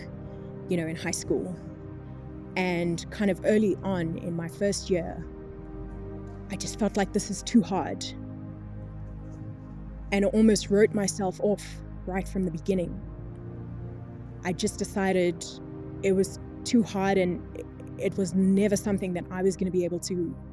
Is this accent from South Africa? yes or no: yes; East Rand, Gauteng, South Africa; I grew up in the East Rand.